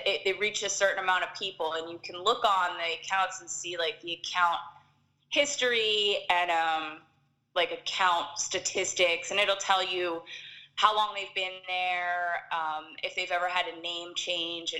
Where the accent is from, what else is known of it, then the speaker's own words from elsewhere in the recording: Philadelphia, Pennsylvania, United States; moved away as an adult; now in Southern California, United States; I am originally from Philadelphia, and then I decided to move out here to be closer to Disneyland